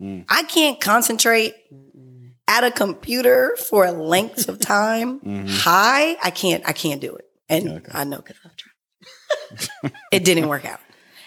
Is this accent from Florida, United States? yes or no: no; San Francisco, California, United States; also born or lived in San Diego; I was born in San Diego. I didn't spend very much time there. Mm-hmm. So I was definitely raised in San Francisco.